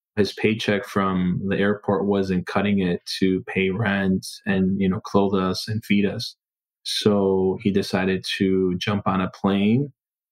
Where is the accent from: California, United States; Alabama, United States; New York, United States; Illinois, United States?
Illinois, United States; Chicago; also born or lived in Mexico City, Mexico; I was born in Mexico City, Mexico. We were just super poor. My dad always said, hey, this is what poverty is, and we're a few levels below it. So we made the journey to Chicago in 1989. So I was about 5 years old, and we came to Chicago